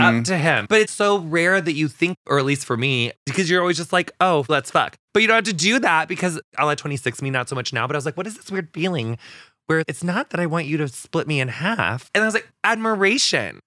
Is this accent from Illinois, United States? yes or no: yes; West central Illinois, United States; we're actually the very furthest bit west in Illinois that you can be